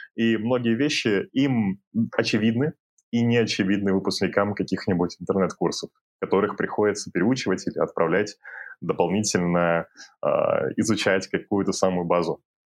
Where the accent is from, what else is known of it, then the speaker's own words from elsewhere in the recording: Kyrgyzstan; now in Kazakhstan; я родом из Кыргызстана и сейчас живу, работаю в Казахстане